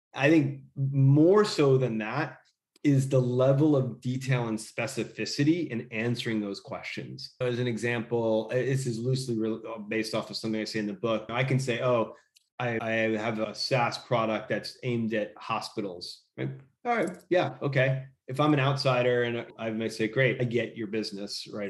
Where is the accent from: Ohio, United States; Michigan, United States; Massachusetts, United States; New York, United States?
New York, United States; outside of New York City, United States; also born or lived in Los Angeles / San Francisco; now in Austin, United States; I grew up in outside of New York City and I lived in LA and San Francisco